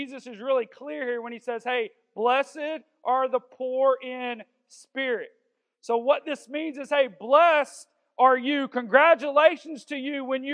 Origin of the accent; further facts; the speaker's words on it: the South, United States; we're all from the South